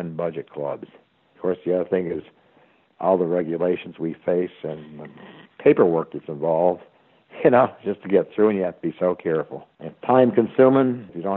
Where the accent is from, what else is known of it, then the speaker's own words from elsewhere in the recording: Easthampton, Massachusetts, United States; I was from Easthampton, Massachusetts